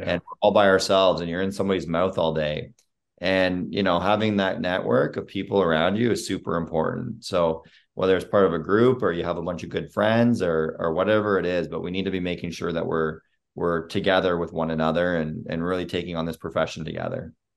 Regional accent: Sarnia, Ontario, Canada; moved away as an adult; now in United States; I was born and raised in Sarnia, Ontario

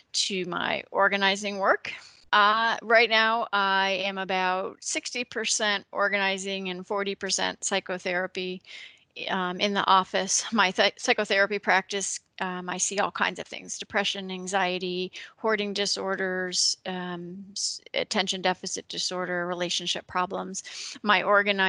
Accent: Connecticut, United States; moved away as an adult; now in Ohio, United States; I am originally from Connecticut.

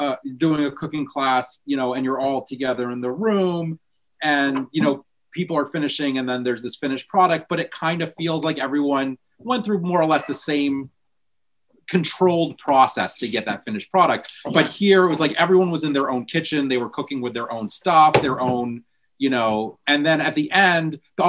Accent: Augusta, United States; super committed to the Jewish community in Augusta and always involved in some way

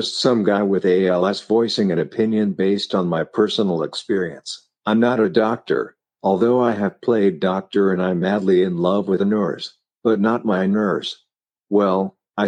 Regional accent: Denver, Colorado, United States; also born or lived in Flint, Michigan / Burlington, Vermont; We had moved from Flint to Denver and food was noticeably different. Growing up in the Midwest, meat and potatoes was standard

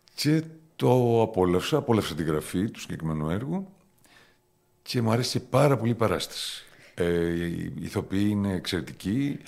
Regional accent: Famagusta, Famagusta District, Cyprus; also born or lived in Athens, Greece / Thessaloniki, Greece / Germany / England; now in Limassol, Cyprus; Γεννήθηκα στην Αμόχωστο πριν 53 χρόνια

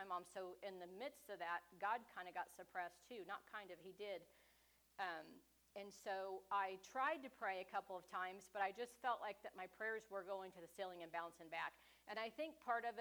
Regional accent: Independence, United States; moved away as an adult; now in Richmond; I grew up in Independence in a church called Full Gospel

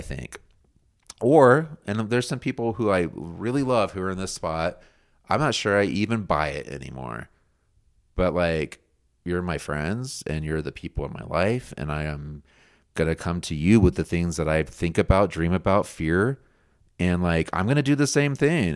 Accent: United States; I'm an American too

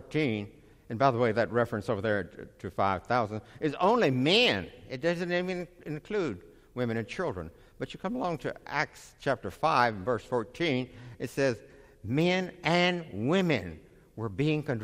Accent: Columbia, Tennessee, United States; moved away; also born or lived in Nashville, Tennessee; I'm originally from Columbia, Tennessee

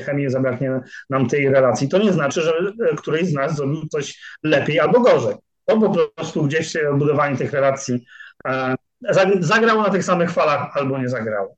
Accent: Szczecin, West Pomeranian Voivodeship, Poland; now in Poznań, Poland; prawie tak samo długo, jak mieszkam w Poznaniu, bo jestem godowitym szczecinianinem

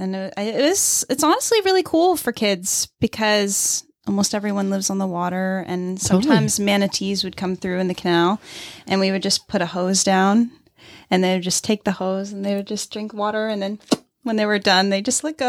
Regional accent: Miami, Florida, United States; I was born in Miami.

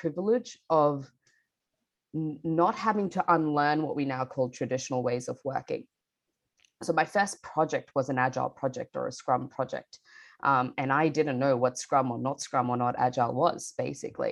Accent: Bangladesh; now in Melbourne, Australia; I grew up in Bangladesh and I moved to Melbourne, Australia with my family about 12 years ago now

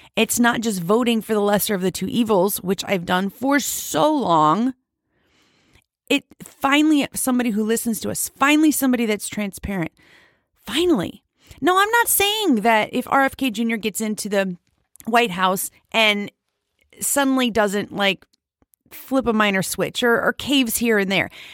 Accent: United States; as an American

